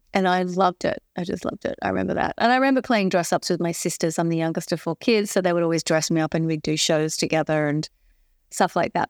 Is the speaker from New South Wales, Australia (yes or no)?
yes; Sydney, New South Wales, Australia; I grew up in Balmain in a, in a city suburb in Sydney